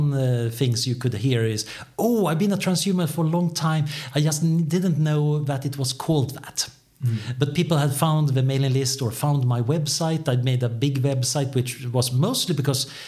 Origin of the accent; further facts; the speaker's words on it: Sweden; I am from Sweden